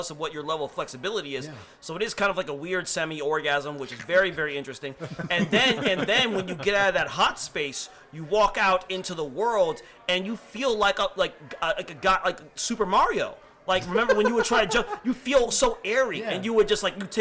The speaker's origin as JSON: {"language": "English", "country": "Nigeria", "said": "I'm West African. I'm Nigerian."}